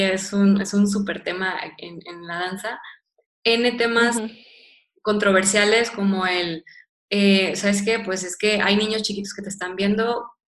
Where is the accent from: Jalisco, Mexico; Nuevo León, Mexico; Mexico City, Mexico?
Nuevo León, Mexico; Monterrey; yo soy regiomontana, yo soy de Monterrey